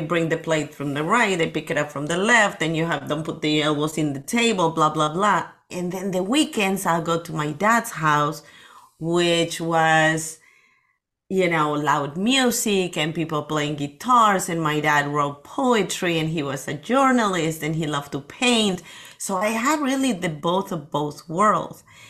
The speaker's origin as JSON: {"language": "English", "region": "Lima", "country": "Peru", "tie": "born or raised there", "second_language": "English", "moved": "as an adult", "lives_now": "Las Vegas, United States", "said": "I was born in Peru, in Lima, in the city"}